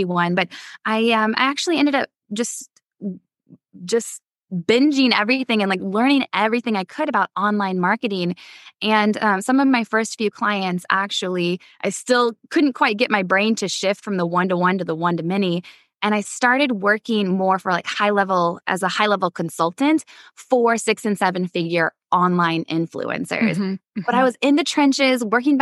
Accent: Midwest, United States; I come from the Midwest

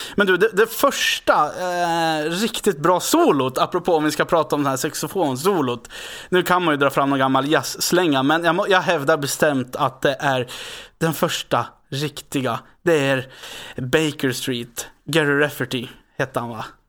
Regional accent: Västerås, Västmanland, Sweden; jag är från Västerås

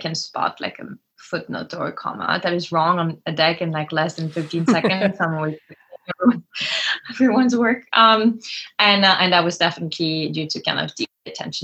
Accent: France; moved away as an adult; also born or lived in Lyon, France / Cannes, France / Providence, Rhode Island, United States; I grew up between Lyon and Cannes, the south of France

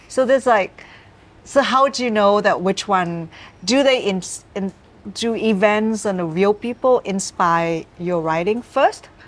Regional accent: the North, Northern Vietnam, Vietnam; now in Ho Chi Minh City, Vietnam; I'm from the North

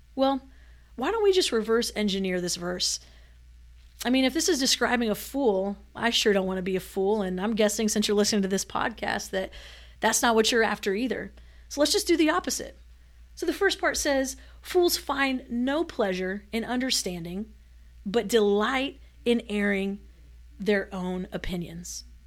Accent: Manila, Metro Manila, Philippines; moved away; I grew up in Manila

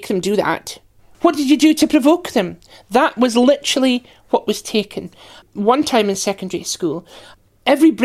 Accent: Aberdeen, Scotland, United Kingdom; So I was brought up in Aberdeen on the northeast coast.

